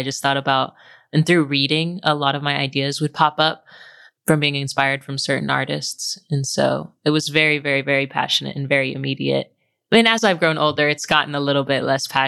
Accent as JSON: {"language": "English", "town": "Oklahoma City", "region": "Oklahoma", "country": "United States", "tie": "born or raised there", "said": "I grew up in Oklahoma City with my mom and two siblings."}